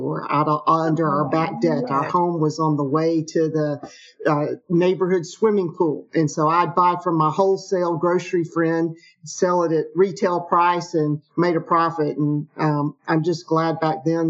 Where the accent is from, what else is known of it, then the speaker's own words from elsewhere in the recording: Atlanta, Georgia, United States; I grew up in the Atlanta area. I'm one of those rare Atlanta natives